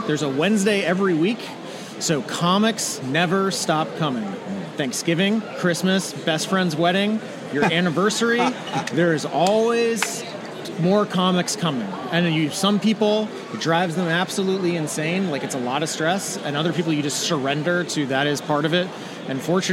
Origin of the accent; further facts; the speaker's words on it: Maryland, United States; moved away as an adult; are both Maryland boys